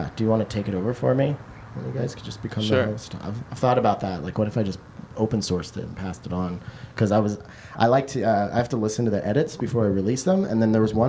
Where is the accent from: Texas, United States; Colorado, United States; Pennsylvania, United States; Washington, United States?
Washington, United States; Roslyn; I was growing up in Roslyn, Washington, where Northern Exposure was being filmed